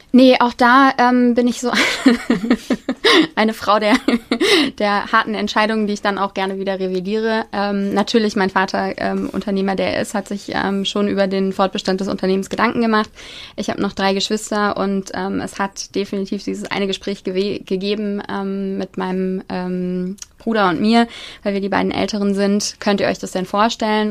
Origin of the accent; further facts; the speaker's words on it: Kassel, Hesse, Germany; moved away as an adult; also born or lived in Maastricht / London; wir kommen beide aus Kassel